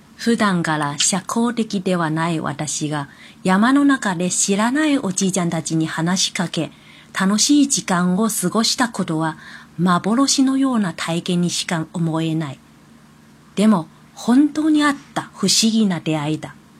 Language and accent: Japanese; China; Japanese is a second language; now in Kobe, Japan; 私はもともと中国人なので、中国語はできる